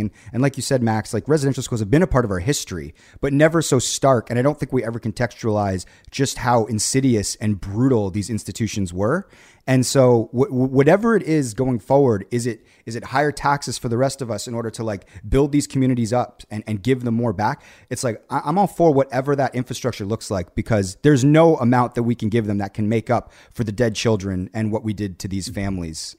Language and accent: English; Canada; being Canadian